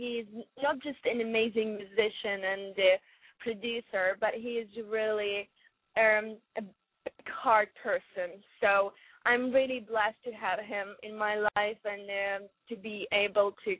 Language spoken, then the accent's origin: English; Western Ukraine, Ukraine; English is a second language; moved away as an adult; also born or lived in Kyiv, Ukraine; I'm from Ukraine. I was born in the west of Ukraine